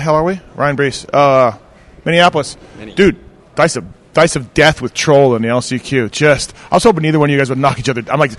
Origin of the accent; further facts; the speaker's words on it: Canada; I'm from Canada.